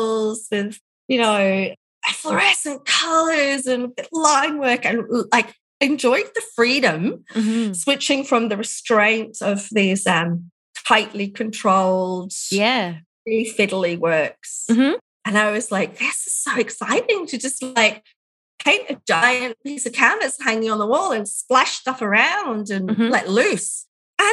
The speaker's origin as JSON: {"language": "English", "region": "England", "country": "United Kingdom", "moved": "yes", "lives_now": "Ballarat, Australia", "said": "England, where I'm from, to see my parents"}